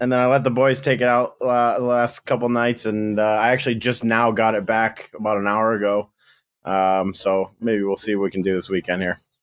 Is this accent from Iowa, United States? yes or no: no; Grand Rapids, Michigan, United States; also born or lived in Kentwood, Michigan; now in Tucson, United States; I'm from Grand Rapids, Michigan. Um, I played some junior B in there when I was, like, sixteen